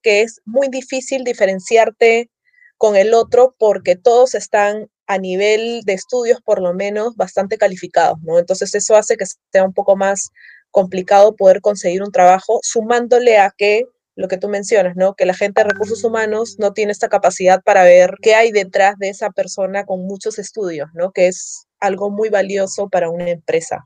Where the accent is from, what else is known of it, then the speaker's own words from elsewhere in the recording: Peru; mi mirada como peruana